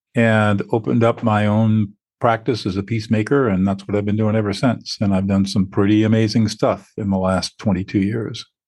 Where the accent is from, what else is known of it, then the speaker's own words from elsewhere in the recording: Southern California, United States; I grew up in Southern California